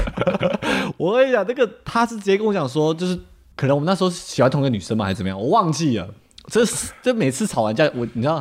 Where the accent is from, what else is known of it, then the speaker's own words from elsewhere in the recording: Temple City, California, United States; 我是南加长大的，嗯。然后在 L A 的 Temple City， 我觉得那边本来就真的是比较peace啦